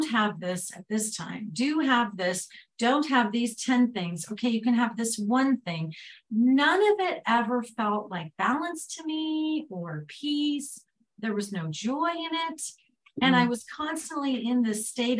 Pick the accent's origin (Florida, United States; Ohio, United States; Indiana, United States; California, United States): California, United States; Southern; where I grew up in Southern California